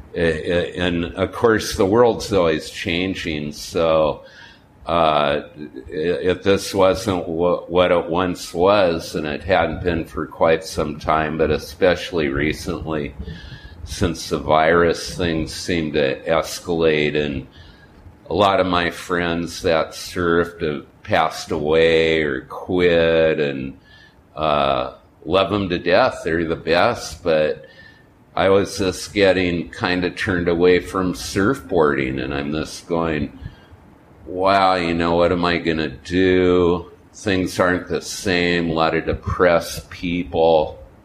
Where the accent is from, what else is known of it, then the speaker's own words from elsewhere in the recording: California, United States; moved away; also born or lived in Goleta, California / Palm Springs, California / Hollywood, California / Hawaii; where I grew up in California and Hawaii